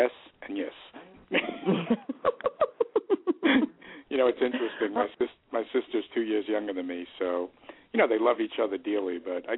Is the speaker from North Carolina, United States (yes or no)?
no; New York City, New York, United States; I grew up in Queens, New York